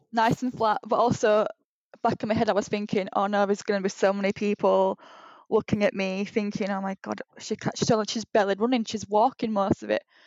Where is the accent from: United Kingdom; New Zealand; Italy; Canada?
United Kingdom; Huddersfield, Yorkshire and the Humber; moved away as an adult; now in Leeds, United Kingdom; I'm from Huddersfield